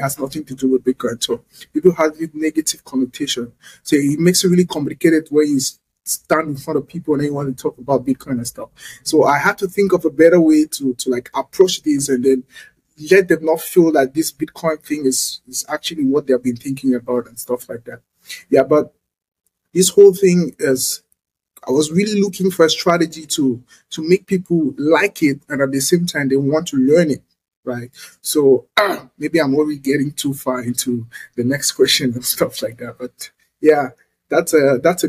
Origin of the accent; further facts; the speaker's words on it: Cameroon; I'm from Cameroon, West Africa